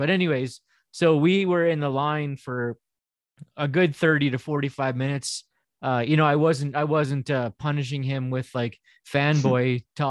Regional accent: Winnipeg, Manitoba, Canada; I'm from Winnipeg.

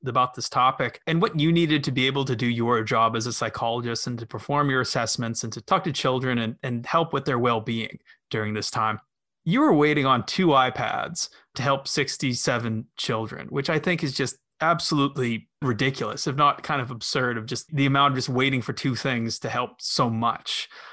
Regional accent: Winnipeg, Manitoba, Canada; now in Toronto, Canada; I was born in Winnipeg, moved out to Toronto, an even larger city

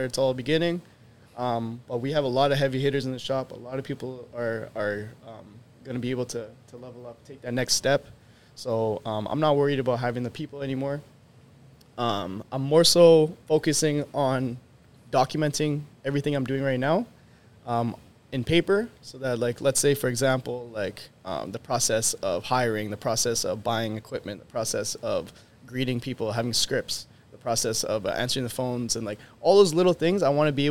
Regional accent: Winnipeg, Manitoba, Canada; we're coming from Winnipeg

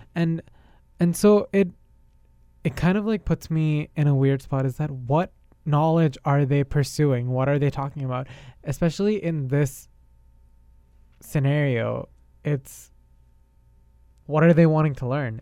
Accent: India; now in Canada; I'm not Canadian. I am Indian. I have an Indian citizenship

